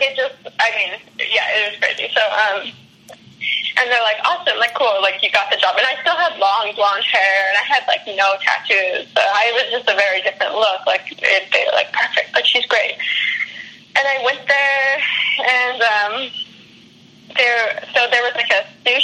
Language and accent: English; Canada; moved away as an adult; I'm Canadian